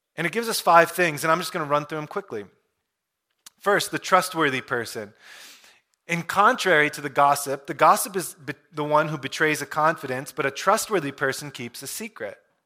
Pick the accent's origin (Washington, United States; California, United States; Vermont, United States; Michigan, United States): Michigan, United States; I grew up in Michigan.